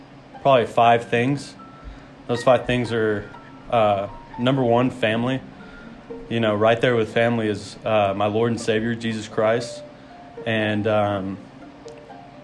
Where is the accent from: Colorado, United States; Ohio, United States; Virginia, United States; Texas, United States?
Texas, United States; Palestine; moved away as an adult; also born or lived in Fort Worth, Texas; now in New Mexico, United States; I'm originally from Fort Worth, Texas. Kind of moved out to East Texas in a small town called Palestine